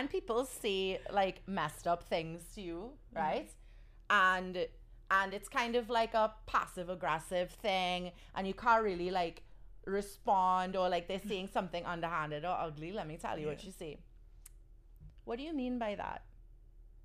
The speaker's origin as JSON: {"language": "English", "country": "Trinidad & Tobago", "tie": "born or raised there", "moved": "as an adult", "lives_now": "New York City, United States", "said": "I'm originally from a little island in the Caribbean called Trinidad"}